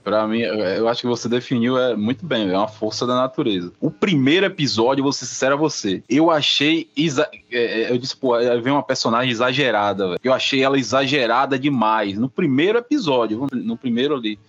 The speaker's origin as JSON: {"language": "Portuguese", "region": "Northeast Region", "country": "Brazil"}